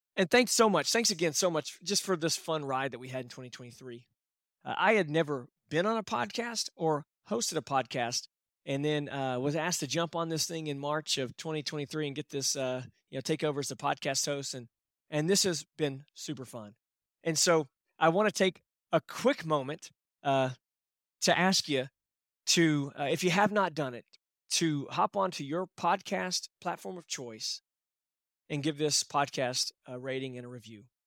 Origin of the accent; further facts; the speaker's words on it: Texas, United States; I'm from Texas